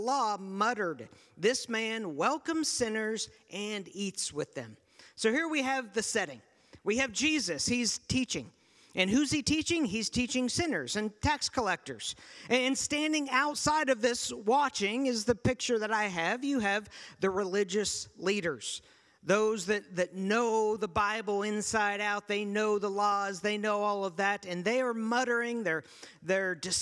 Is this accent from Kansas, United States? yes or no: yes; Kansas, United States; also born or lived in Pittsburgh, Pennsylvania; when I was six, I moved from Pittsburgh, Pennsylvania to Kansas.